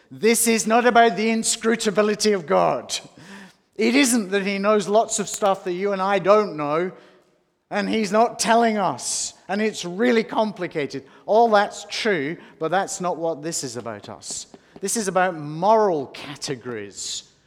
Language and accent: English; Australia